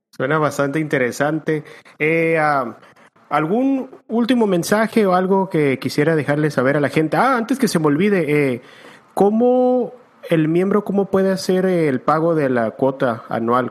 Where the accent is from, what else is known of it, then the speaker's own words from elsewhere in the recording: Tijuana, Baja California, Mexico; also born or lived in San Diego; yo me acuerdo que desde los 10, 11 años se compró su Jeep y nos llevaban aquí en Tijuana. yo soy de San Diego, en Tijuana